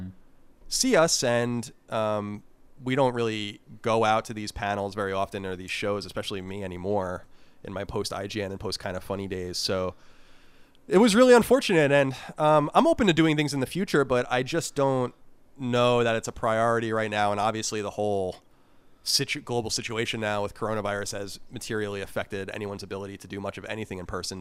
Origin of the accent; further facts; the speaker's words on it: New York, United States; also born or lived in California; now in Virginia, United States; I'm from New York, and it's a different um, a different beast there